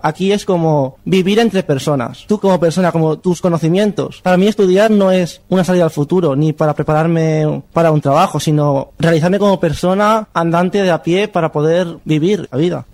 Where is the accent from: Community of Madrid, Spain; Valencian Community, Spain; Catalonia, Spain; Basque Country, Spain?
Valencian Community, Spain; Burriana; moved away as an adult; now in Valencia, Spain; Soy de Burriana, pero estoy en un piso de estudiantes y este es mi primer año en Valencia